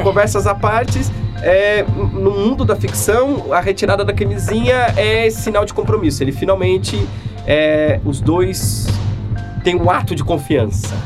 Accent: Ceará, Brazil; o nordestino aqui que eu sou cearense

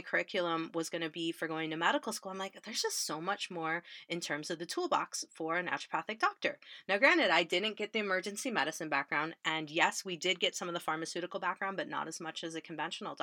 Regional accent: Illinois, United States; I grew up in Illinois. We're very Midwest

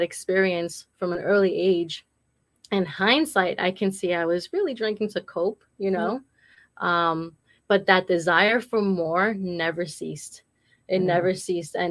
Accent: New York City, New York, United States; also born or lived in New Hampshire; now in Massachusetts, United States; I was born and raised in Brooklyn, New York

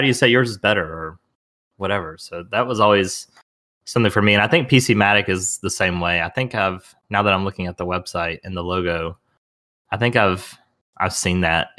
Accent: the South, United States; Because I'm a Southerner. I think I just run it all together like most things.

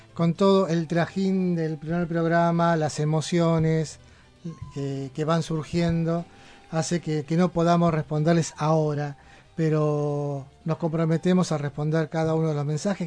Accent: Buenos Aires, Argentina; now in Berisso, Argentina; Yo nací en un barrio que realmente tiene algún cierto parentesco con Berizo, que es ahora mi ciudad adoptiva. Yo soy del barrio de Mataderos, en Capital Federal

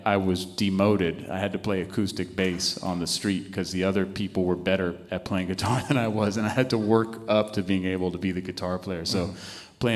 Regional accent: Berkeley, California, United States; also born or lived in Rhode Island / Oakland, California; I grew up in Berkeley and Oakland, California.

